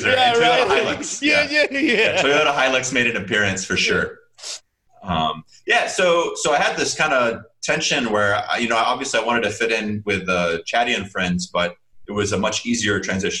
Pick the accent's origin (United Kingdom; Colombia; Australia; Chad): Chad; So that's how I grew up in Chad.